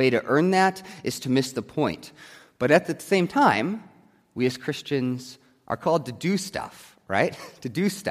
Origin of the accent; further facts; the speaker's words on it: United States; I am still an American